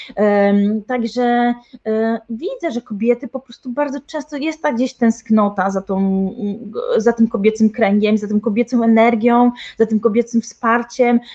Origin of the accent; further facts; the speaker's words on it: Tricity, Pomeranian Voivodeship, Poland; U nas w Trójmieście, ja jestem z Trójmiasta